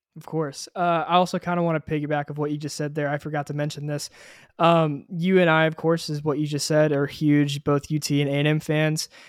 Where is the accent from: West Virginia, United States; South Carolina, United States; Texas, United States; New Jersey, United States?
Texas, United States; Houston; I am also from Houston, Texas